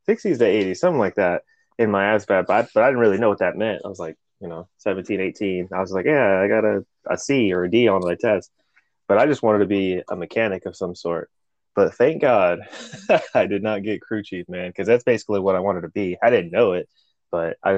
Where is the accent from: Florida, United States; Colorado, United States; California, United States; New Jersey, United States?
Colorado, United States; Colorado Springs; first language Spanish; English is a second language; moved away as an adult; Colorado Springs, Colorado.